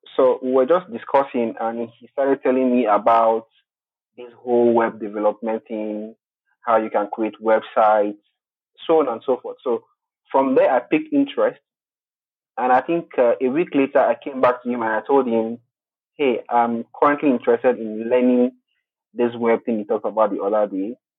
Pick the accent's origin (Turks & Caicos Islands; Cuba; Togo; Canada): Togo; now in Nigeria; I'm originally from Togo. Togo is a French-speaking country in West Africa, uh, but currently I am in Nigeria